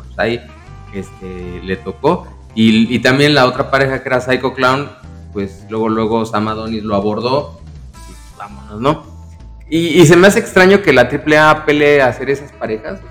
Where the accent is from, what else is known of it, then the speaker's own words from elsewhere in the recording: Mexico; somos mexicanos, nos enorgullece, pelearíamos por nuestra tierra y nuestra patria